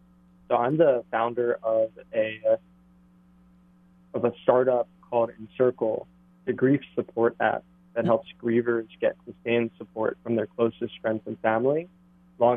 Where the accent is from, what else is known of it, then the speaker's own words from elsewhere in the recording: Maryland, United States; moved away as an adult; also born or lived in Birmingham, Alabama; now in Hawaii, United States; Yes, I was in Alabama before that. I grew up in Maryland.